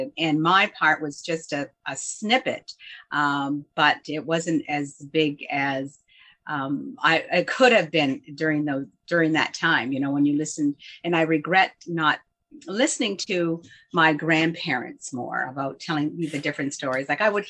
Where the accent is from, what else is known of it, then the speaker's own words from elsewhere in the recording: North Buxton, Ontario, Canada; I'm the curator of the Buxton National Historic Site Museum in North Buxton, Ontario. And I'm also a sixth generation descendant from this settlement. So basically, I grew up living this history on a daily basis.